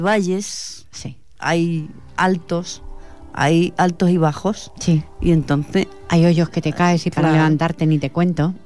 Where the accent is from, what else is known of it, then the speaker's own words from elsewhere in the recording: Fuente del Arco, Extremadura, Spain; moved away; allí de donde yo soy, en Extremadura la Baja, en Fuente del Arco